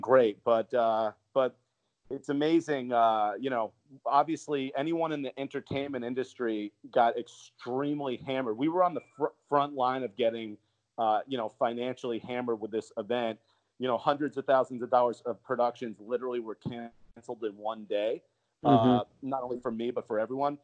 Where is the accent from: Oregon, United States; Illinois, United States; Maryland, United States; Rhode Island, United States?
Rhode Island, United States; Providence; Providence, Rhode Island, my hometown